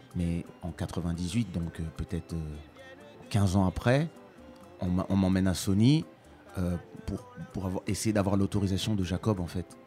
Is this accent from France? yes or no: yes; France; also born or lived in Kinshasa, DR Congo; j'ai grandi en France dans les années 80